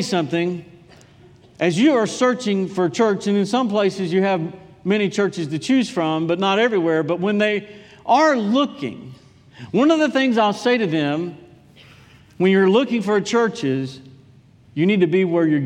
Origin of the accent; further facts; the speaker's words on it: Durham, North Carolina, United States; moved away as an adult; I was from Durham.